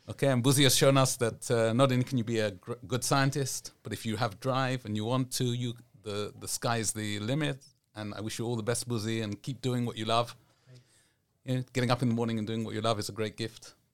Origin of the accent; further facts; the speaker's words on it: Southern District, Israel; our place in Beersheba, in the Negev, mm-hmm right? I'm from the Negev.